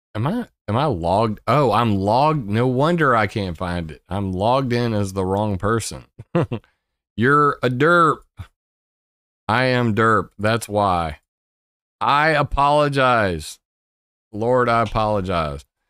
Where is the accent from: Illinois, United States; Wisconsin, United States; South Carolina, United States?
South Carolina, United States; Sumter; Sumter is great. I lo-, I love my hometown. Ne-, never gonna leave.